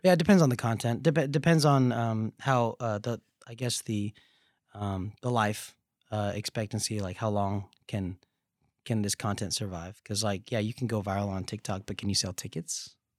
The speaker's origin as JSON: {"language": "English", "region": "the South", "country": "United States", "tie": "born or raised there", "said": "growing up in the South"}